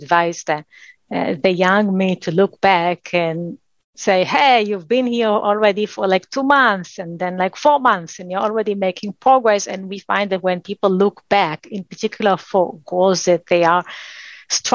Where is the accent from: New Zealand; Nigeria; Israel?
Israel; I spent 2 years in the Israeli military. That was required for someone growing up in Israel